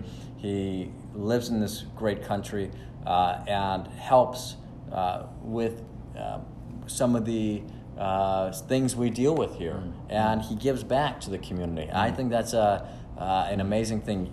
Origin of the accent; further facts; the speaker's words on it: Los Angeles, California, United States; now in Kern County, United States; I grew up very involved in the Jewish community of Los Angeles